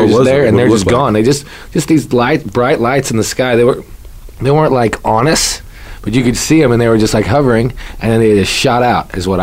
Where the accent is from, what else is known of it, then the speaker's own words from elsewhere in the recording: Southwest Missouri, United States; I grew up in Southwest Missouri